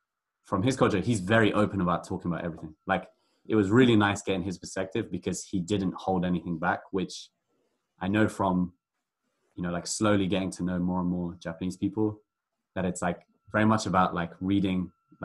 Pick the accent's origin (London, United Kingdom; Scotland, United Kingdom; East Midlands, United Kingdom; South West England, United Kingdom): London, United Kingdom; moved away as an adult; growing up in London, is that it's just so multicultural